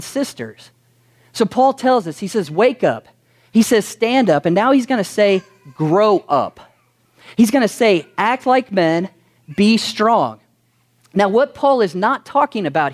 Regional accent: Kentucky, United States; some of us were born in Kentucky

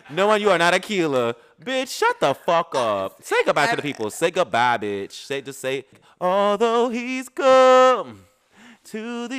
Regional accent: Birmingham, Alabama, United States; born there; but I was born in Birmingham, Alabama.

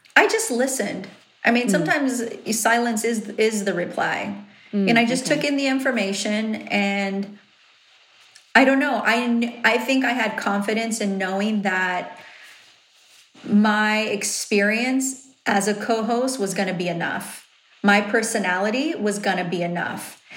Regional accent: Riverside, California, United States; accent: valley; I'm from Riverside and I sound valley? Like, that's where I was born and raised.

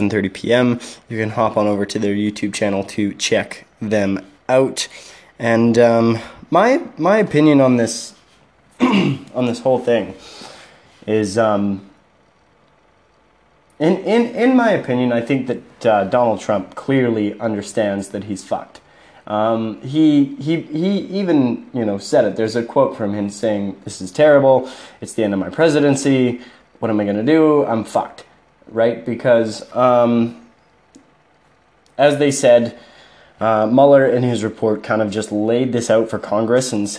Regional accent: Canada; I'm a Canadian citizen

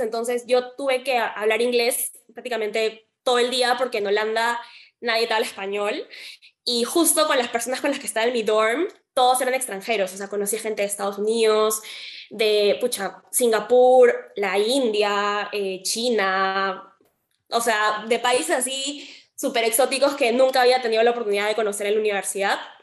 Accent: Peru; acá también estamos acostumbrados en Perú

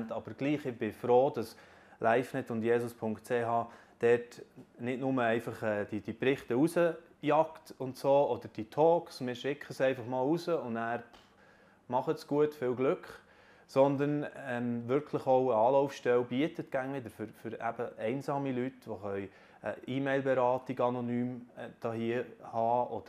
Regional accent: Switzerland; Trotz der aktuellen Krise können wir sicher als Schweizer sagen, uns geht es immer noch sehr gut.

